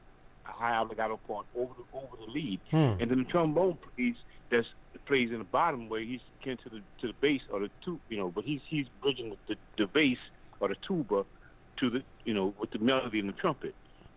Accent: New Orleans, Louisiana, United States; growing up in New Orleans, we had polyphonic horn sections

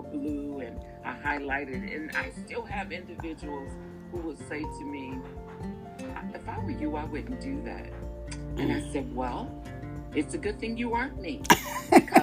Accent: Detroit, Michigan, United States; I grew up in the Grandmont Rosedale Park area in Detroit

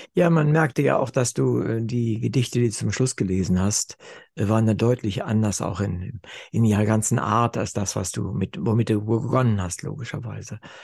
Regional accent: Wolfenbüttel, Lower Saxony, Germany; ich komme ja aus Wolfenbüttel

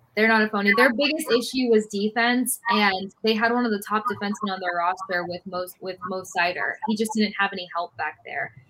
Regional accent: Tampa, Florida, United States; growing up in Tampa Bay

